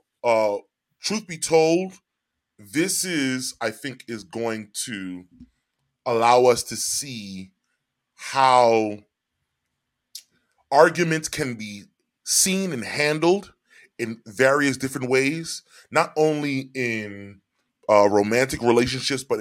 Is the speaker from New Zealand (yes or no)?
no; New York City, New York, United States; born or raised there; also born or lived in Orange, New Jersey